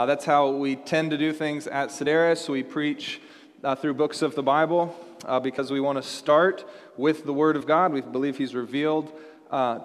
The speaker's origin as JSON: {"language": "English", "town": "Seattle", "region": "Washington", "country": "United States", "tie": "born or raised there", "also_born_or_lived": "Dallas, Texas", "moved": "as an adult", "said": "I grew up in Seattle"}